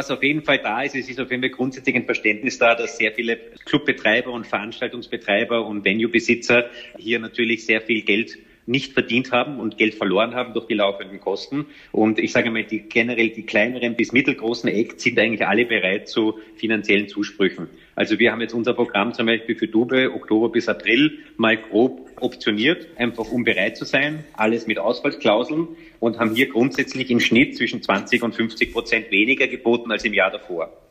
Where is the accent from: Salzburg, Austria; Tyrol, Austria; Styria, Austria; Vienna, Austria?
Vienna, Austria; born there; Aber ich bin in Wien geboren, meine Eltern leben bis heute hier.